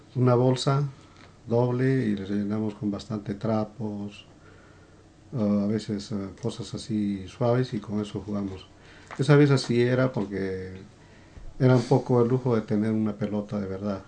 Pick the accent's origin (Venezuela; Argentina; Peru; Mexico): Peru; Quillabamba, Cusco; moved away as an adult; nací en Perú y bueno, llegué a emigrar a varios, a varios países